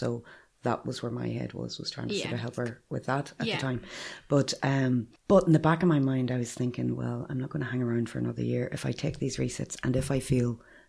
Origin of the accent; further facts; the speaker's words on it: County Armagh, Northern Ireland, United Kingdom; moved away as an adult; also born or lived in Tyrone / Manchester, England; now in Dublin, Ireland; I grew up in County Armagh in a wee village called Mahre. Mm-hmm. It's at the bottom left-hand corner of Lough Neagh.